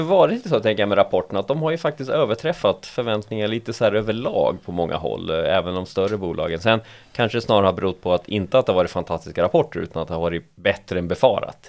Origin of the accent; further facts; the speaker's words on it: Sweden; Vi är svenskar